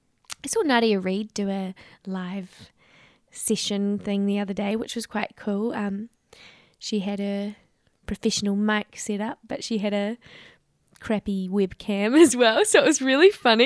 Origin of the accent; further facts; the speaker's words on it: New Zealand; hey, I'm visiting from New Zealand.